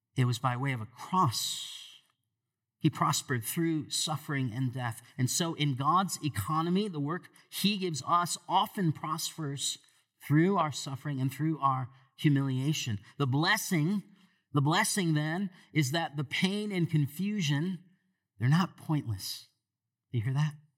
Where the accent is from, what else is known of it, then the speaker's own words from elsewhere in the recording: Michigan, United States; moved away; I grew up in Michigan